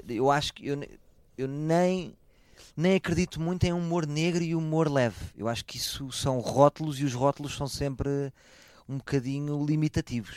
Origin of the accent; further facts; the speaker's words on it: Portugal; eu sou português